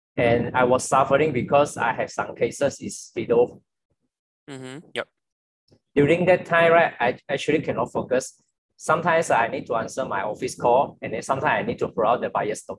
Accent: Johor, Malaysia; I'm from Johor actually

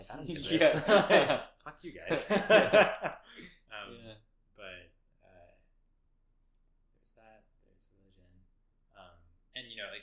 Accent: West Texas, United States; In deep West Texas, things are pretty conservative

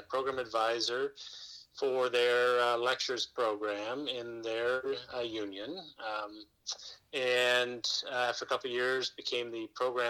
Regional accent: Fort Wayne, Indiana, United States; moved away as an adult; now in Madison, United States; I'm originally from Fort Wayne, Indiana

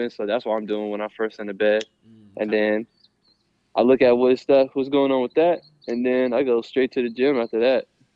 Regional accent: Columbus, Ohio, United States; moved away as an adult; also born or lived in New York; now in Florida, United States; my hometown, Columbus

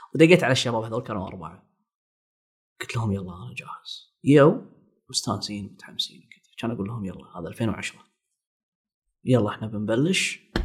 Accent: Kuwait; إحنا عندنا بالكويت

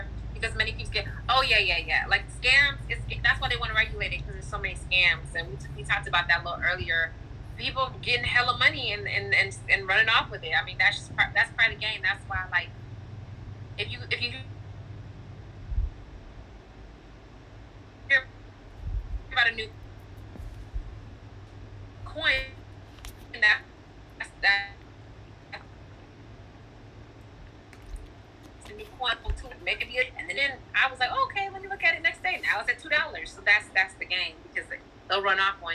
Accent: Chicago, Illinois, United States; I'm from Chicago

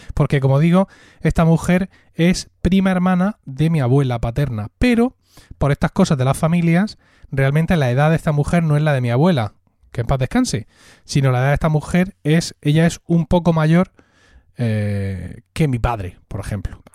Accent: Blanca, Region of Murcia, Spain; Blanca, que es de donde yo soy, pueblo de Murcia

